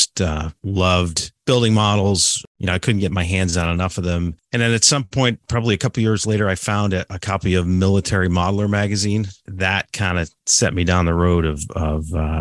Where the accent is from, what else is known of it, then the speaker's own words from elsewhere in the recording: just south of Buffalo, Western New York, United States; I grew up in Western New York, just south of Buffalo, small town